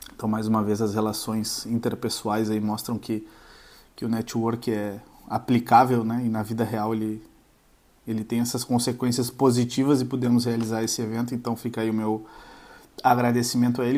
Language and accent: Portuguese; Uruguaiana, Rio Grande do Sul, Brazil; moved away; Uruguaiana, fronteira oeste, interior do Rio Grande do Sul, voltando para casa, onde nasci e cresci